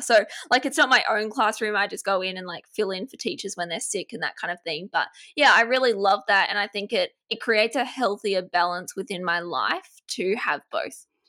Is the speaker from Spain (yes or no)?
no; Australia; accent: Australian; I live in Australia, if you can't tell, my accent is Australian